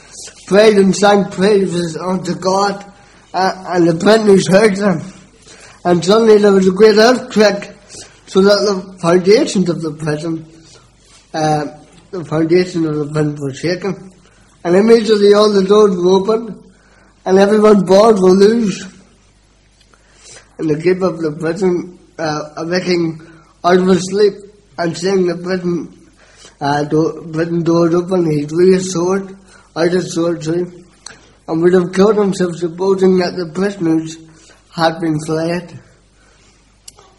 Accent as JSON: {"language": "English", "town": "Belfast", "region": "Northern Ireland", "country": "United Kingdom", "tie": "born or raised there", "said": "I was brought up in East Belfast"}